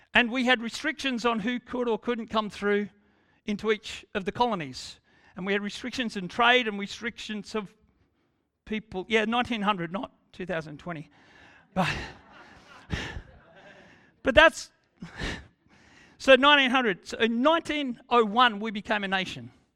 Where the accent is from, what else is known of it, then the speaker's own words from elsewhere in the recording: Australia; we are Australian